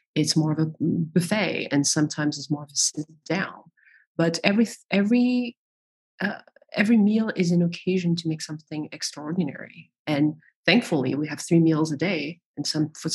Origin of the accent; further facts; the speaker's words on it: Paris, Île-de-France, France; I was born in Paris. I'm French.